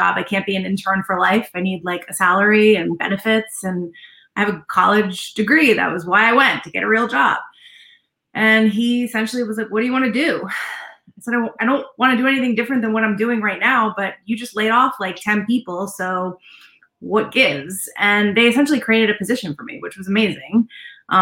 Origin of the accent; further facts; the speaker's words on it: Rhode Island, United States; moved away as an adult; also born or lived in New York; I grew up in Rhode Island, little Rhodey.